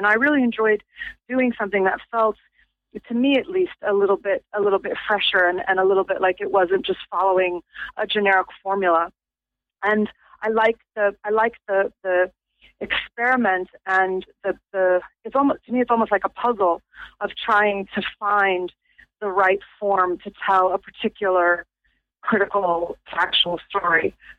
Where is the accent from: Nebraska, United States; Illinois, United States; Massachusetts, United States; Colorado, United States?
Illinois, United States; Chicago; moved away as an adult; now in Norwich, United Kingdom; You might be able to hear from my accent. I was not raised in England. I'm actually from Chicago, which is where all of my family is.